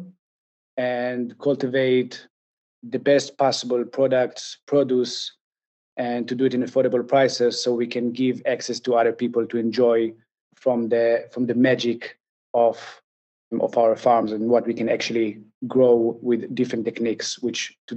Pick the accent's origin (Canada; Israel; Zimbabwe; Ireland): Israel; I'm from Israel